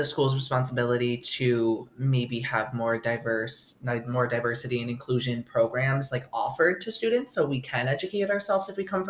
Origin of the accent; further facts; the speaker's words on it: upstate New York, United States; now in Oswego, United States; I grew up in upstate New York in a really small town on the Canadian border, stuffed between the Mohawk Reservation and the border.